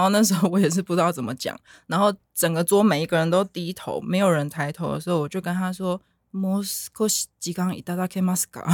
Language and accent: Chinese; Taiwan; 我们台湾人比较直来直往